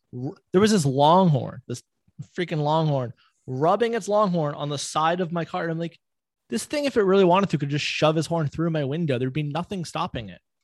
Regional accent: Florida, United States; growing up in Florida, we had the monkey jungle

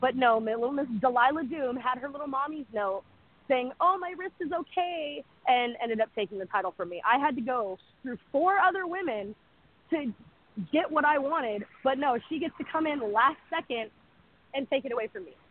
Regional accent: Canada; I'm Canadian, so forgive me for like any of the territories or anything like that.

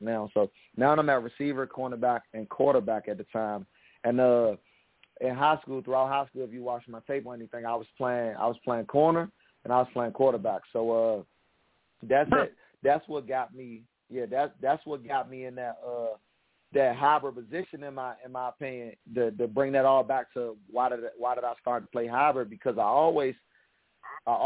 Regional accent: United States; I'm from the Washington D.C. Maryland area, so I grew up as a kid watching the Washington Redskins a lot

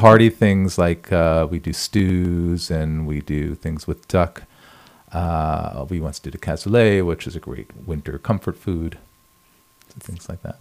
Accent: New York, United States; moved away as an adult; now in Paris, France; I'm originally from New York, born and raised New Yorker, and I moved to Paris in 2005.

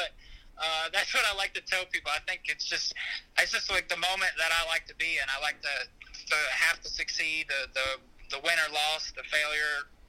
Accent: New Albany, Indiana, United States; I'm a kid from Indiana.

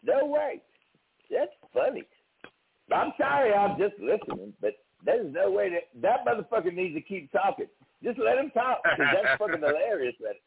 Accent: Cleveland, Ohio, United States; Cleveland, Ohio

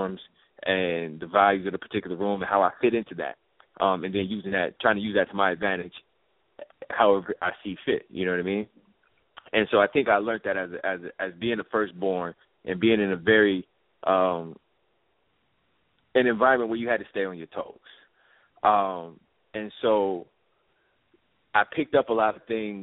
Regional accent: Chicago, Illinois, United States; Chicago, Illinois, Southside. Robert Taylor Holmes, one of the most notorious projects in Chicago, is where I grew up

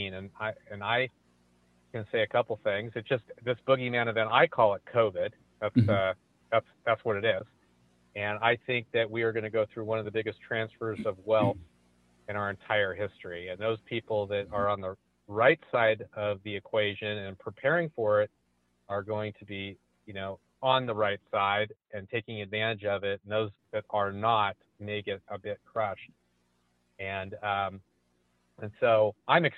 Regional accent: San Francisco Bay Area, California, United States; I'm from California, right in the heart of the San Francisco Bay Area, born and raised, multi-generation

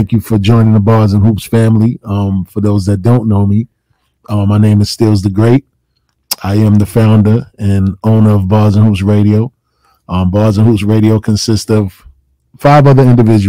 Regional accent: New York City, New York, United States; I'm born and raised in Queens

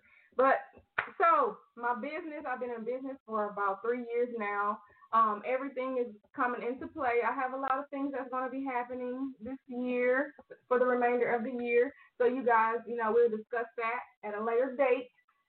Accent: Austin, Texas, United States; also born or lived in Houston; I am originally from Austin. That's where I was born and raised up until I went into middle school, and then I moved to Houston.

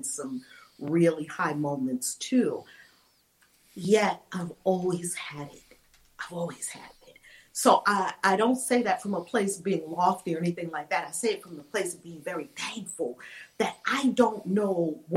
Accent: New York City, New York, United States; I grew up in New York City

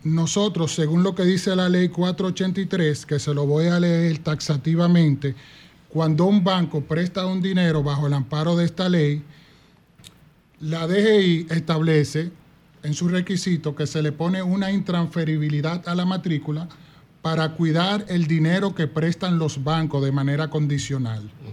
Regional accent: Duvergé, Independencia, Dominican Republic; also born or lived in Jimaní; yo soy de Duvergé y Jimaní

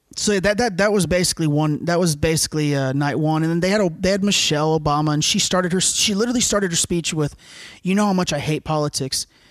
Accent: the South, United States; I'm from the South

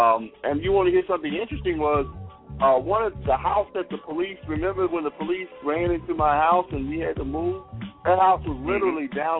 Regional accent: Mississippi, United States; I'm from Mississippi. You know, that's why when they say born not to know, they tell, we want you to hear that bass way down in Mississippi.

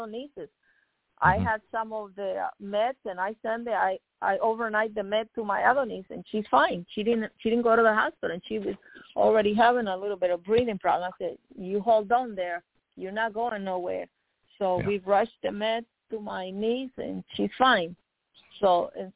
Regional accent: Nicaragua; now in United States; When I came from Nicaragua

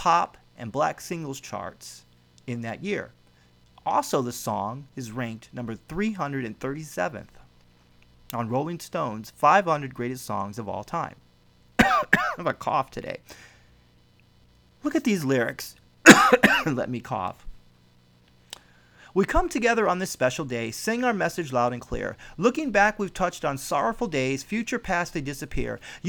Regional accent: Midwest, United States; now in West Coast, United States; I'm a husband. I'm a father. I was born in the Midwest and I live on the West Coast. I still love Chicago sports. I'm an educator. I have deep faith, deep convictions

